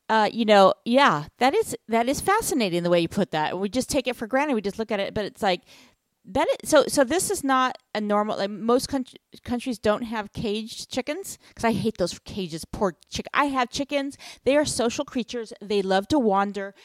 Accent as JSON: {"language": "English", "country": "United States", "said": "to be American."}